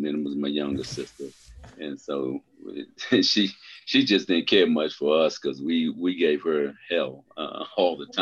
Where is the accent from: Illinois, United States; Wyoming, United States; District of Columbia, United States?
District of Columbia, United States; Washington; I was born in Washington, D.C.